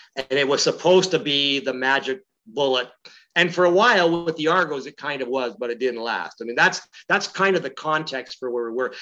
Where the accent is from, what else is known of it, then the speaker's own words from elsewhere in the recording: London, Ontario, Canada; I grew up in London, Ontario, which is about two hours uh, west of Toronto